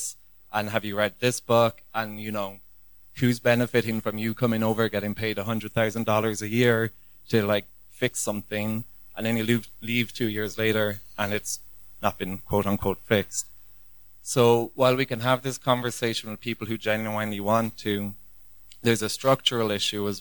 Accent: Ireland; moved away as an adult; also born or lived in Kilifi, Kenya / Nairobi, Kenya; now in Kenya; I turned up as an Irish person

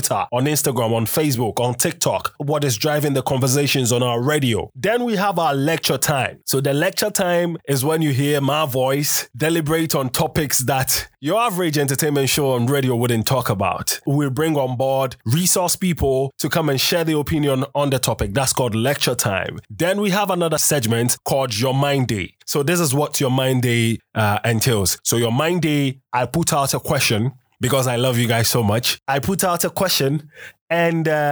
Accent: Ghana; I'm Ghanaian.

